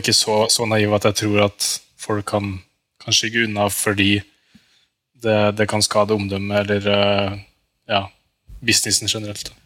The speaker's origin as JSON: {"language": "Norwegian", "country": "Norway", "said": "som en nordmann"}